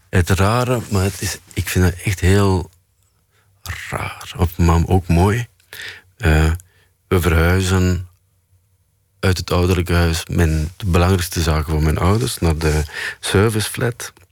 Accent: Flanders, Belgium; En bij ons in Vlaanderen staat het in de krant... vijf regels.

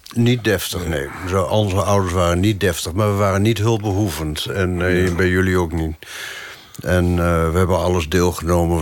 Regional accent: Netherlands; moved away as an adult; now in Paris, France; we zijn uit Nederland weggegaan

